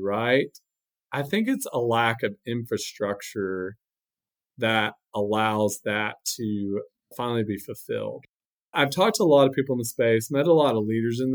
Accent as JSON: {"language": "English", "town": "San Antonio", "region": "Texas", "country": "United States", "said": "I'm from San Antonio"}